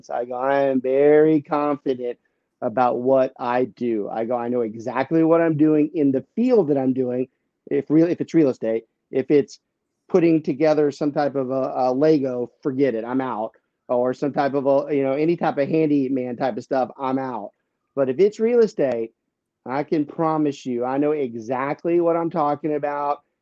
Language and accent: English; Louisiana, United States; I don't carry the accent like my dear cousins, but I don't even tell people that I'm from Lafayette because I'm from south of Lafayette.